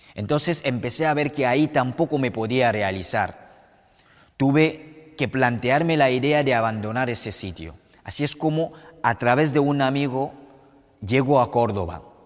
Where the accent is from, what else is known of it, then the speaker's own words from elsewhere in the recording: Cameroon; moved away as an adult; also born or lived in Morocco; now in Spain; Yo soy de Camerún, un país situado en el corazón del continente africano.